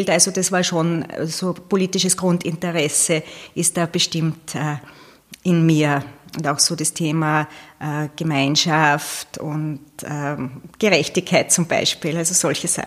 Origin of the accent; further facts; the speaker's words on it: Leoben, Styria, Austria; born there; ich habe die ersten zwei Lebensjahre in Leoben dann verbracht. Und dann ist es immer den Bergwerken hinterhergegangen.